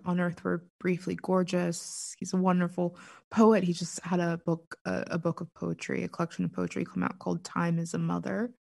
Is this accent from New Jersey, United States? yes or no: no; Pittsburgh, Pennsylvania, United States; I'm from Pittsburgh. Born and for the most part raised